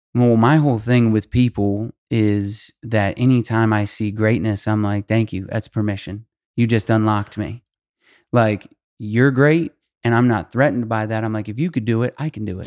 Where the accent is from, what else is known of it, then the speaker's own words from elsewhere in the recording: Albuquerque, New Mexico, United States; nineteen years old, I'm from Albuquerque, New Mexico.